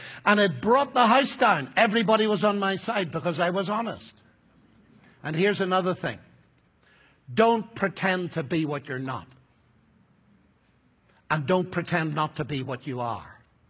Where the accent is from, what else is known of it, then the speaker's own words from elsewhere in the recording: Northern Ireland, United Kingdom; I'm an Irishman, you see. So I have to watch my temperament.